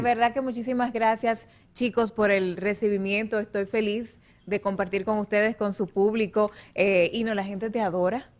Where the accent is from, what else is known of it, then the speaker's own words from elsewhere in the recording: La Vega, Dominican Republic; desde mi ciudad, la provincia de La Vega, en República Dominicana